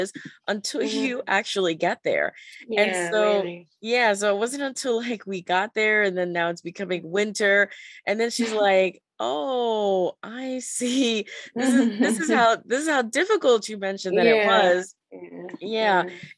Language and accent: English; Panama; I'm originally from Panama. So mm-hmm. Central America.